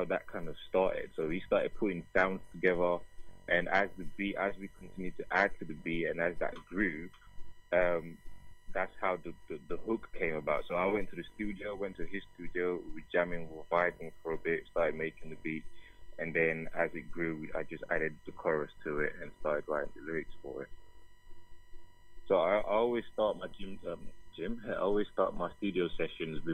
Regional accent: Nigeria; am a Nigerian. I'm Igbo

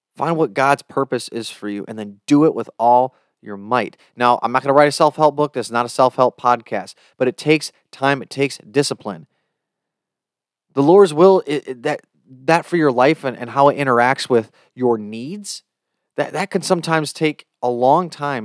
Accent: United States; I can only speak as an American

